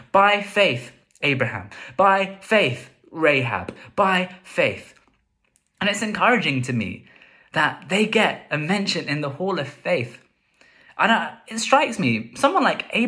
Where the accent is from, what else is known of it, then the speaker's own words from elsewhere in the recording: London, United Kingdom; growing up in London